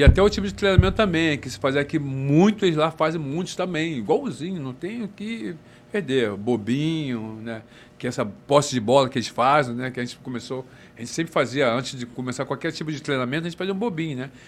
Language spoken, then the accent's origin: Portuguese; Rio de Janeiro, Brazil; Fui Nascido e criado no Leblon